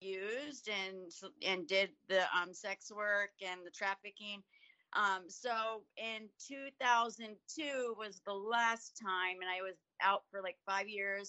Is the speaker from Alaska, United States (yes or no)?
no; Yellow Springs, Ohio, United States; I grew up in Yellow Springs, Ohio